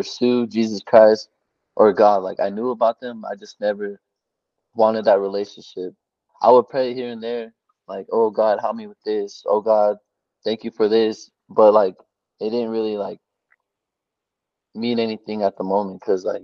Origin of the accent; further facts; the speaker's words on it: Albuquerque, New Mexico, United States; I'm from Albuquerque, New Mexico